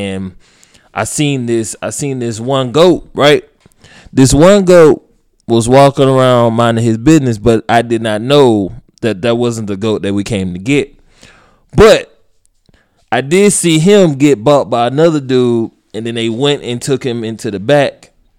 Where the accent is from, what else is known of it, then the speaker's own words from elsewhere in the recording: Nigeria; now in United States; You do know I'm Nigerian.